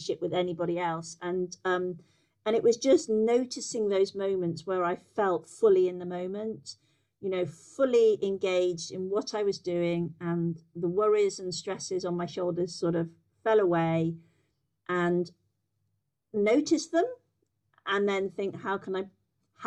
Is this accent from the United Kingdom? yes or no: yes; Yorkshire and the Humber, United Kingdom; also born or lived in America; So I'm from Yorkshire, born and bred. I grew up in the middle of the county